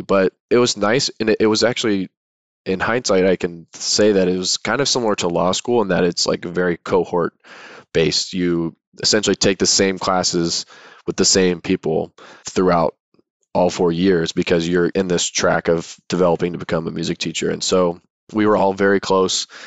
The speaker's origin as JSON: {"language": "English", "town": "Chesapeake", "region": "Virginia", "country": "United States", "tie": "born or raised there", "moved": "as an adult", "lives_now": "San Diego, United States", "said": "am from Chesapeake, Virginia, which is in the southeastern part of the state, right on the North Carolina border. and I was born there, grew up there, went to high school there"}